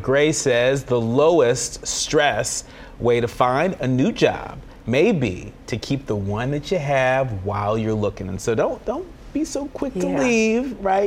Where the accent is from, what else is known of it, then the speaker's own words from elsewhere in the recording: California, United States; my home state of California